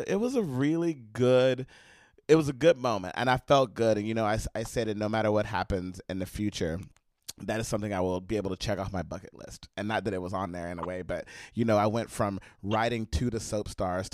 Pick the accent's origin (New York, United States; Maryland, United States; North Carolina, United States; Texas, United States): Texas, United States; Palestine; moved away; y'all know how small East Texas is. Y'all all been to my hometown